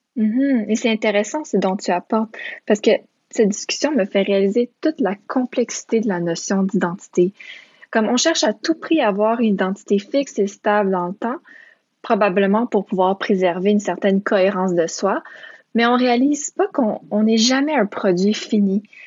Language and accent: French; Quebec, Canada; Moi, je suis une enfant de parents immigrants roumains, mais j'ai grandi au Québec